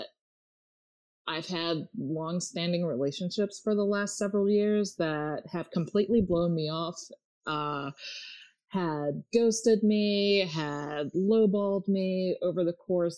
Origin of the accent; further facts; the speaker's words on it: Maryland, United States; moved away as an adult; also born or lived in Los Angeles; I moved back to my home state of Maryland early this year